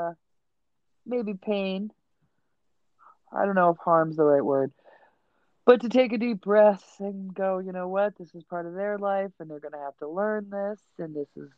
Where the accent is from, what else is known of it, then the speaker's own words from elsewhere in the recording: upstate New York, United States; Growing up in upstate New York